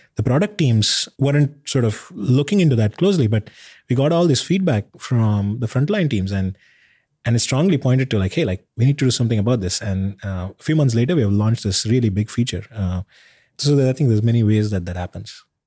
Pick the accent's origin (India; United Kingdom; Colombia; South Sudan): India; Bangalore, Karnataka; now in United States; where I grew up in India, in Bangalore